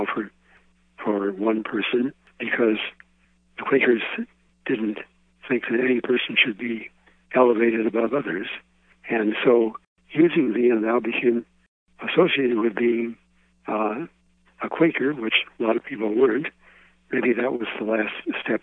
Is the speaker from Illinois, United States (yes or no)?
yes; Chicago, Illinois, United States; I grew up in Chicago